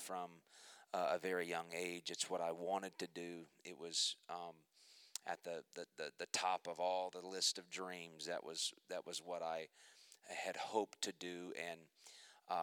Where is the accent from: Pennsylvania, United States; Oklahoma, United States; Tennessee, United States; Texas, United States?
Oklahoma, United States; Muskogee; I was born in Muskogee, Oklahoma. I was raised a preacher's kid